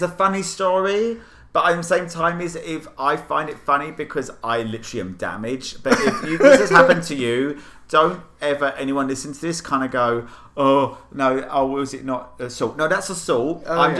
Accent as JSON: {"language": "English", "country": "United Kingdom", "said": "I'm as a Brit"}